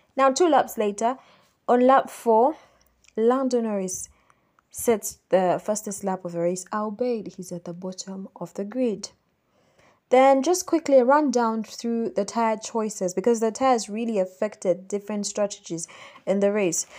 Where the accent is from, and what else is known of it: Kampala, Central Region, Uganda